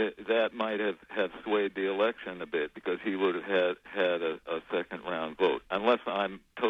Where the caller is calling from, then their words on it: Warren, United States; Hi, this is … from Warren.